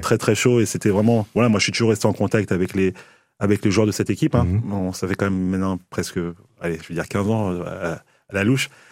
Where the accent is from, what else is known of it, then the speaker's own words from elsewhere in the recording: Paris, Île-de-France, France; also born or lived in Mali / Limoges; now in Nancy, France; je suis pas Limougeau euh, mmh. d'origine. Hein. je suis euh, à la base, je suis parisien et encore plus à la base euh, malien.